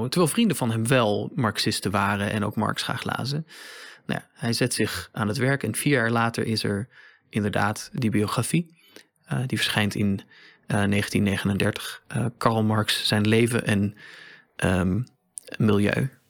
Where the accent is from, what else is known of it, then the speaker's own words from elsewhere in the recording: Riga, Latvia; born there; Dutch is a second language; Ik ben geboren in Riga, maar ik heb mij nooit beschouwd als grote